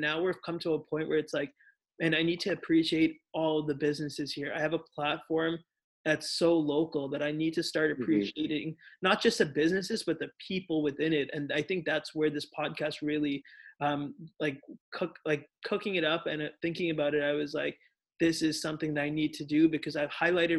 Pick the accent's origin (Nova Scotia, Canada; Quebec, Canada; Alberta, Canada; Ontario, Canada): Ontario, Canada; Brampton; I grew up in Brampton. I was here since I was like 7, 8 years